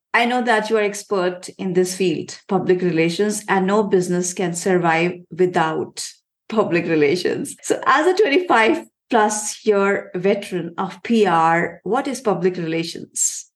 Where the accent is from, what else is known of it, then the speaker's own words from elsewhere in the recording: India; I come from India